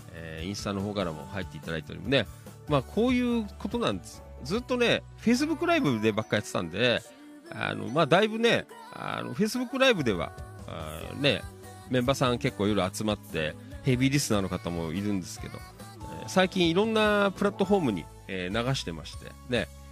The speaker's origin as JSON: {"language": "Japanese", "town": "Noda", "region": "Chiba", "country": "Japan", "tie": "born or raised there", "said": "野田とかはほら、ね、この辺りは、まあ、なんとなくね生まれ育った町なあの場所"}